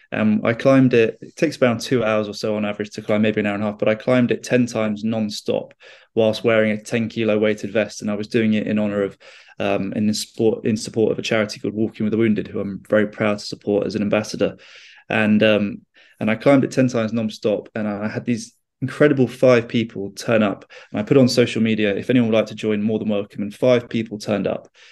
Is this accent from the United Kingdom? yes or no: yes; United Kingdom; I'm a British explorer